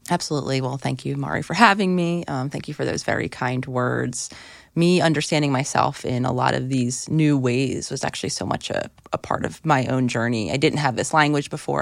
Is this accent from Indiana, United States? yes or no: no; Philadelphia, Pennsylvania, United States; moved away; being in Philadelphia, which was my hometown where I thought I wanted to live, for the foreseeable future